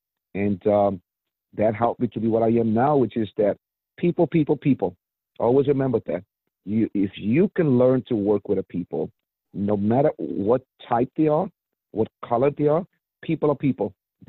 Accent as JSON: {"language": "English", "region": "New York", "country": "United States", "said": "So, yes, I came from New York back in 95 when I moved to Maryland, from New York to Maryland back in 95 when I was young."}